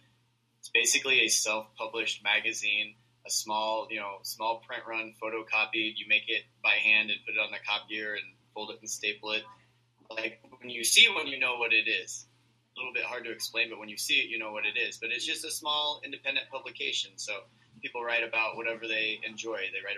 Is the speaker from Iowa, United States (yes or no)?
yes; Iowa, United States; Yeah, I grew up in Iowa, and I had just kind of gotten into zines, and when I was in Iowa, I had to, like, write letters